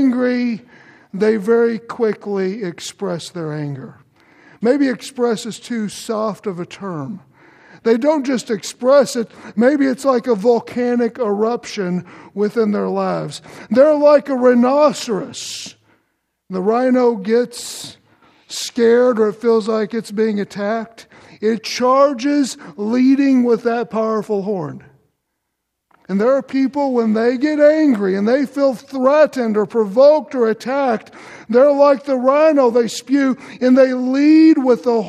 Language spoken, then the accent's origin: English; Louisville, Kentucky, United States; also born or lived in Shepherdsville, Kentucky; I grew up in Kentucky, and most of my growing up years were in Louisville.